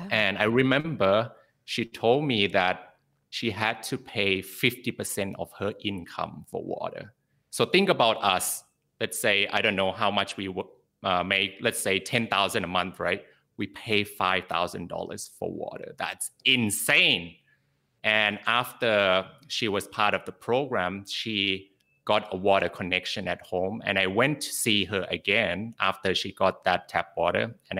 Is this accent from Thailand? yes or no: yes; Bangkok, Thailand; also born or lived in Sydney, Australia; Because I was born in Sydney, Australia, and I also grew up in Bangkok, Thailand.